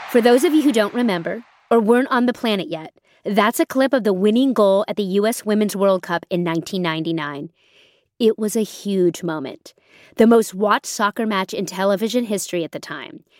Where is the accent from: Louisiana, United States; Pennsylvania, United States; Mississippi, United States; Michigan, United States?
Pennsylvania, United States; When I was growing up in Pennsylvania, I had to play on a boys' team